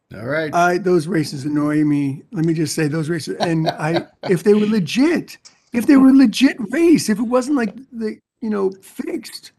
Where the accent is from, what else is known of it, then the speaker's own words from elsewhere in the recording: New York, United States; moved away as an adult; I grew up in New York